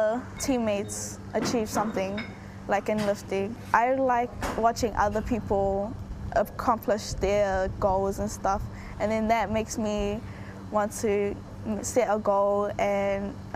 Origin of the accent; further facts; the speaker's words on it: Auckland, New Zealand; I was born and raised in New Zealand